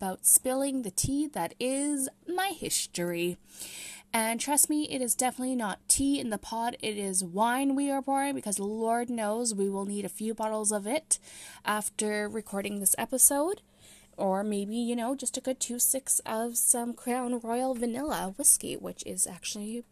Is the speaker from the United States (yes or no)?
no; Romania; I was born in Romania in 1990